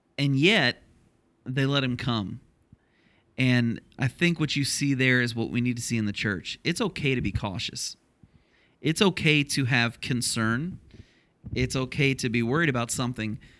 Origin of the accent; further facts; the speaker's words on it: Ohio, United States; moved away; applying for a church in my hometown where I grew up in Ohio